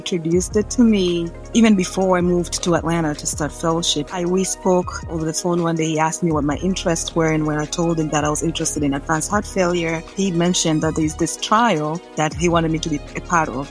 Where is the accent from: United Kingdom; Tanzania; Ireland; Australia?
Tanzania; moved away as an adult; also born or lived in Arkansas / Dominica / New York City; now in United States; I was born and raised in Tanzania